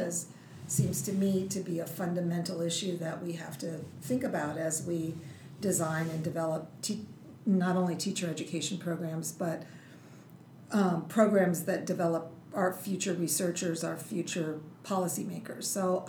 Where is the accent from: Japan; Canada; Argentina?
Japan; Tokyo; born there; So I grew up all over the world. My dad was in the military.